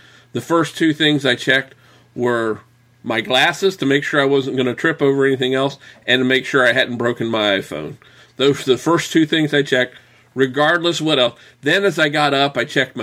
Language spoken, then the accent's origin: English; southeastern United States, United States; I am from the South, southeastern United States